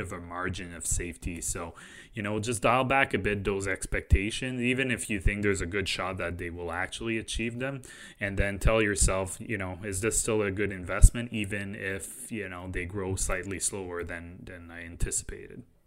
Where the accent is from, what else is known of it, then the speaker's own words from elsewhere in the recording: Canada; we're Canadian